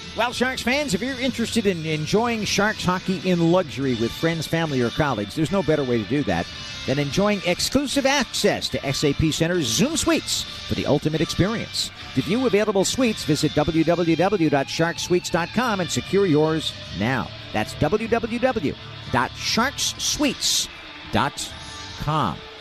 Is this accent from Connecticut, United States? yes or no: yes; Connecticut, United States; my home state of Connecticut